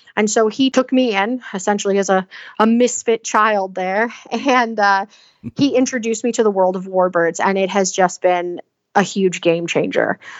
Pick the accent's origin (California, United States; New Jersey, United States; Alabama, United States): Alabama, United States; Southeast; moved away as an adult; also born or lived in Pennsylvania / Texas / Washington; I come from the Southeast Alabama area